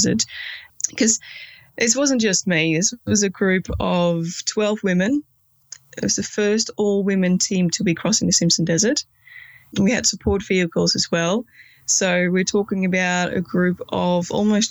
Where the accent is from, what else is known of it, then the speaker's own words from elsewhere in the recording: Netherlands; now in Australia; I am originally from the Netherlands but live in Australia